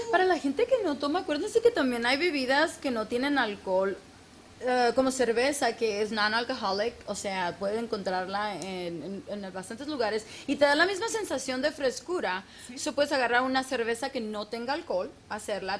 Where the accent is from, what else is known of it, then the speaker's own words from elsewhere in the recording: Mexico; es típico como mexicana, me dieron tres nombres, 200 apellidos